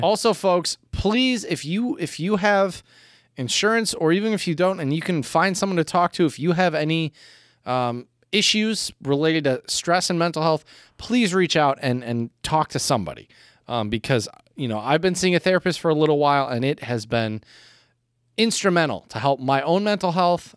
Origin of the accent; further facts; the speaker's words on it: United States; I do love my home country